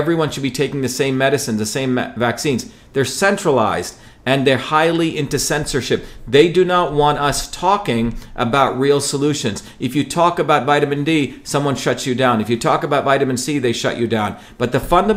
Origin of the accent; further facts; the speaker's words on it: Mumbai, Maharashtra, India; moved away; also born or lived in a village in South India; I grew up in Bombay, which is a very, very different world